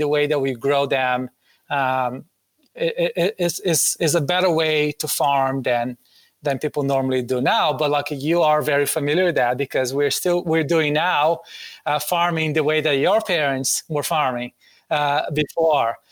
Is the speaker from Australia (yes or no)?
no; Brazil; English is a second language; moved away; Growing up in Brazil